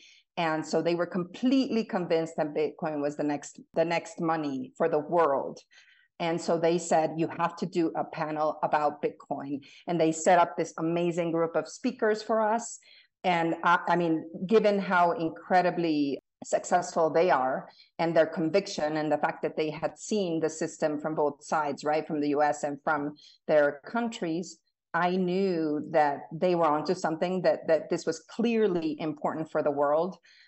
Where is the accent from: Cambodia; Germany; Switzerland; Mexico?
Mexico; also born or lived in Bolivia / Colombia; now in United States; So I was born in the U.S., half Mexican, half American. I lived in the U.S. until I was five. And then I grew up in South America, Mexico, Bolivia, Colombia, and came back to the U.S. for college.